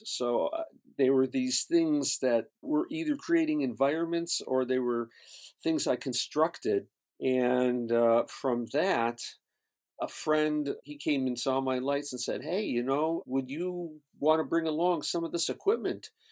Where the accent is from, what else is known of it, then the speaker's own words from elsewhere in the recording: Syracuse, New York, United States; moved away as an adult; now in Los Angeles, United States; I grew up in upstate New York, Syracuse, New York